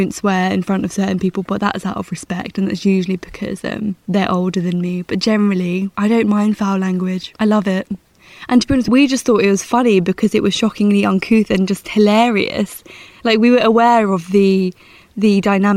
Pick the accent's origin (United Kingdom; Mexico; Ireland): United Kingdom; Essex, East of England; moved away; also born or lived in London; I'd say Essex, or I'd say a seaside town in the southeast, because that's where I grew up.